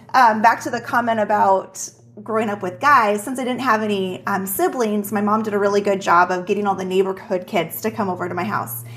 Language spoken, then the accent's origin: English; Juneau, Alaska, United States; now in Minnesota, United States; was born and raised in Juneau, Alaska